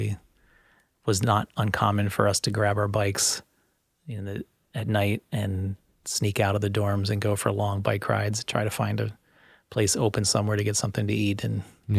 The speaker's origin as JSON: {"language": "English", "town": "Cuiabá", "region": "Mato Grosso", "country": "Brazil", "tie": "born or raised there", "said": "Yeah, so the city that we were in was Cuiabá, and there were enough foreign missionaries in that city that there was a mission sch"}